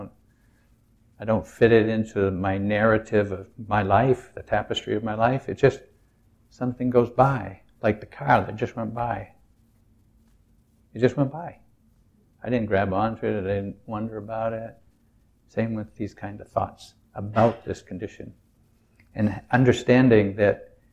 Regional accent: New England, United States; I'm from New England. It's a very self-reliant, do it yourself, don't depend on anybody

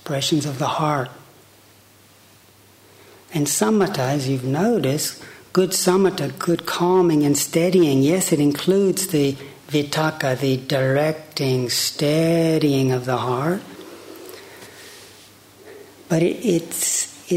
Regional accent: Chattanooga, Tennessee, United States; I grew up on Lake Chickamauga, outside of Chattanooga, Tennessee

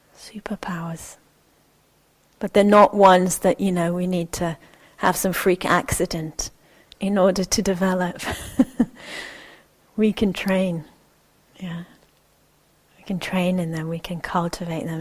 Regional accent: Israel; moved away; I'm originally from Israel. My family is uh, Jewish Israeli

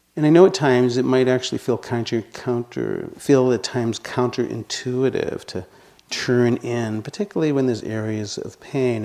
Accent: Boston, Massachusetts, United States; accent: residual Boston; moved away; you can probably hear by my voice that I still have some residual Boston accent. I grew up in Boston.

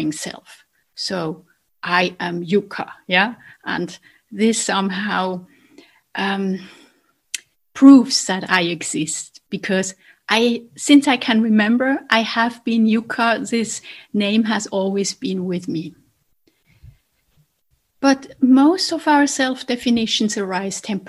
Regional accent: Basel, Basel-Stadt, Switzerland; accent: Basel dialect; now in Zurich, Switzerland; I grew up in a different town in Switzerland from Zurich. I grew up in Basel.

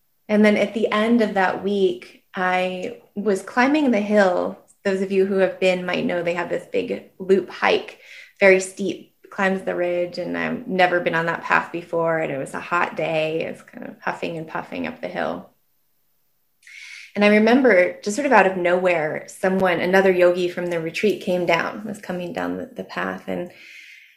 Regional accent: Ashland, United States; Ashland, my hometown

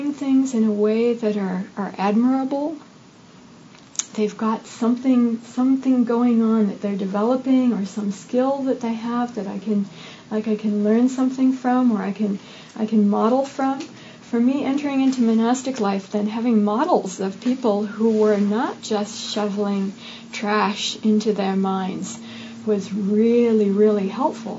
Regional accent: United States; growing up in the United States as a young female

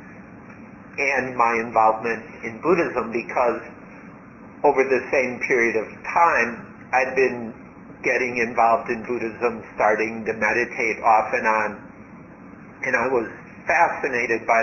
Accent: United States; moved away as an adult; also born or lived in Thailand; I grew up in America

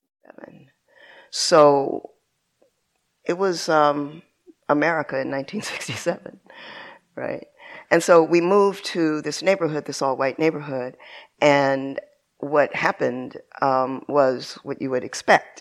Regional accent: San Bernardino, California, United States; also born or lived in Rialto, California; when I was a little girl, I grew up in San Bernardino, California

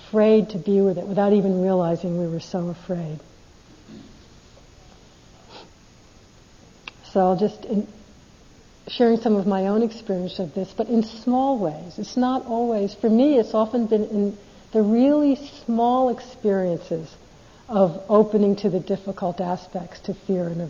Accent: United States; I'm American

